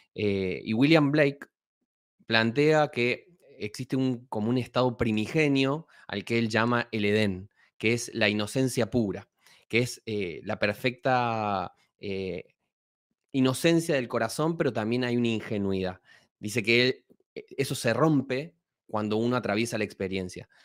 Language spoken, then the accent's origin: Spanish; Argentina; moved away; soy efectivamente argentino, nací en un pueblito y me crié prácticamente en un pueblito muy